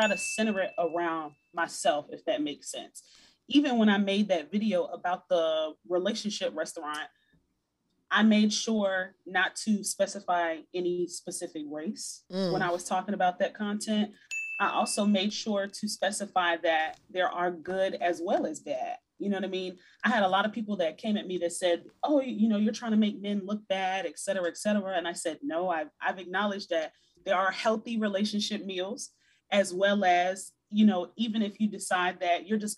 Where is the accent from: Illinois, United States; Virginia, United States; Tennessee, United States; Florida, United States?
Virginia, United States; Hampton Roads; I'm from Virginia.